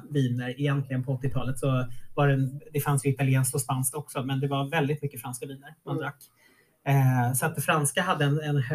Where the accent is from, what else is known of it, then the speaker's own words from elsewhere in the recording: Norrviken, Stockholm County, Sweden; Jag, jag tror inte att jag växte upp i Norrviken och tänkte att jag bodde så nära stan